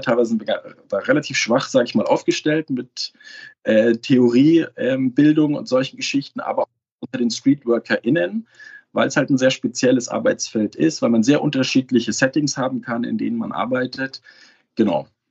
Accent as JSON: {"language": "German", "town": "Munich", "region": "Bavaria", "country": "Germany", "said": "ich komme ja aus München"}